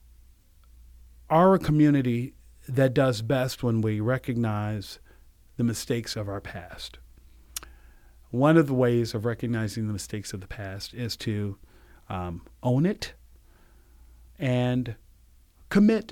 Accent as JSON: {"language": "English", "region": "the South", "country": "United States", "tie": "born or raised there", "moved": "yes", "said": "I'm originally from the South. My mother's family is Georgia. My father's family is Mississippi. So I spent a lot of time growing up in the South"}